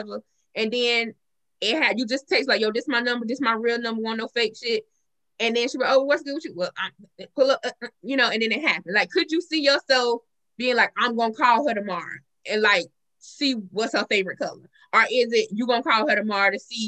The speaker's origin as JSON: {"language": "English", "region": "the South", "country": "United States", "said": "we're from the South"}